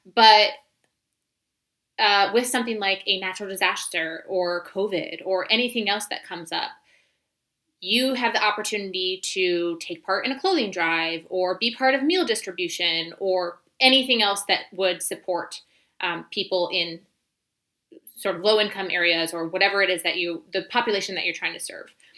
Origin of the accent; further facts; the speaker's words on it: United States; moved away as an adult; also born or lived in Senegal; we um, sort of ended up in my hometown